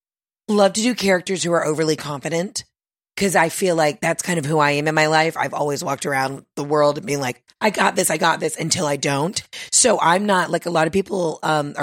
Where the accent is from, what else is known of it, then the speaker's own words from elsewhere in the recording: Atlanta, Georgia, United States; I'm from Atlanta